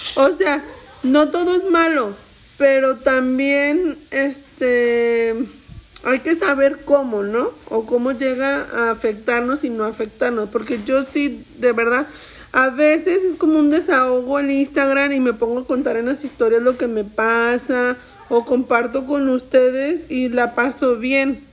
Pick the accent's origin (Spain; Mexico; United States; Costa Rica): Mexico; soy mexicana